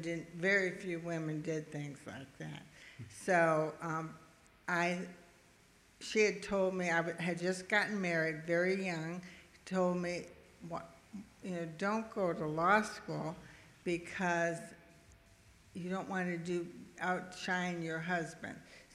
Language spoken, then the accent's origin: English; Milwaukee, Wisconsin, United States; now in Tampa, United States; I grew up in Milwaukee in a very modest home and family. My father was a police officer and my mother was a banker, and it was the 50s and 60s.